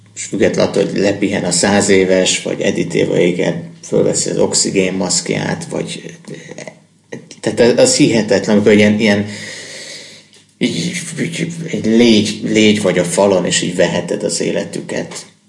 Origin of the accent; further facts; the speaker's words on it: Hungary; nem mondtuk, hogy magyarok vagyunk